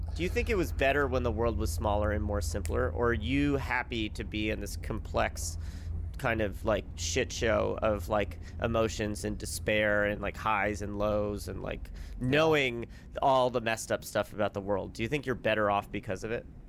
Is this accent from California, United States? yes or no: yes; Santa Monica, California, United States; moved away; No, like a month and a half after we moved back to Santa Monica in 2018.